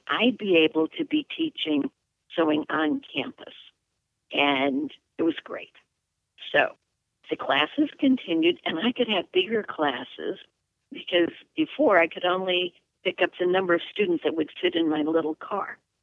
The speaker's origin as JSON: {"language": "English", "town": "Watertown", "region": "New York", "country": "United States", "tie": "born or raised there", "also_born_or_lived": "Albany, New York / Dominican Republic", "lives_now": "Western New York, United States", "said": "I was raised in Watertown, New York, which is in the Thousand Islands area, right along Lake Ontario and the St. Lawrence River"}